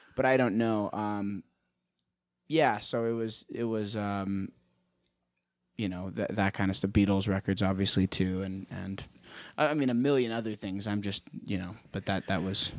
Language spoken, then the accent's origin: English; Prescott, Arizona, United States; born and raised in Prescott, Arizona